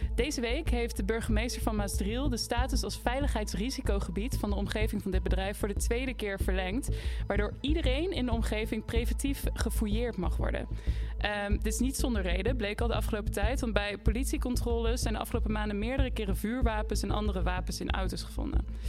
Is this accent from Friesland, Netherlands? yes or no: no; Nijmegen, Gelderland, Netherlands; Ik kom uit Nijmegen